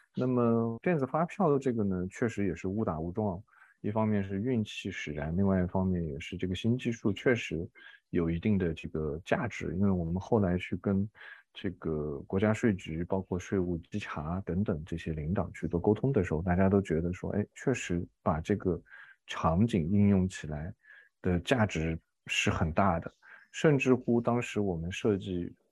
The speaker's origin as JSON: {"language": "Chinese", "country": "China", "said": "我是来自于中国"}